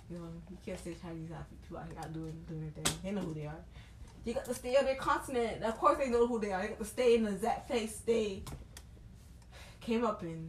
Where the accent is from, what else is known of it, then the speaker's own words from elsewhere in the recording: Haiti; they made us afraid to be Haitian